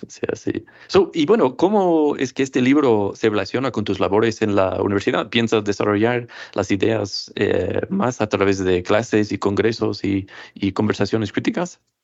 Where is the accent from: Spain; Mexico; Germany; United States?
United States; Massachusetts; Massachusetts, donde yo crecí